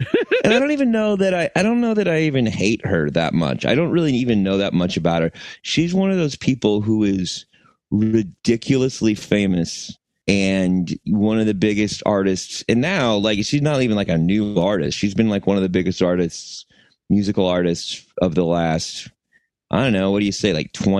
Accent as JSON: {"language": "English", "country": "United States", "said": "I'm American. I'm an American man"}